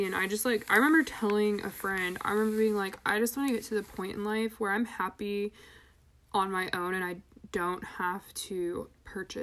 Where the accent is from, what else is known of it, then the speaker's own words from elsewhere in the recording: United States; we are American capitalist consumerist